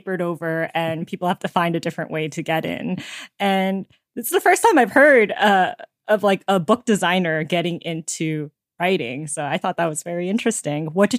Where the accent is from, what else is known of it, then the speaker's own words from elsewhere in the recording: Georgia, United States; I grew up in Georgia. So yay, okay. Southern Asians.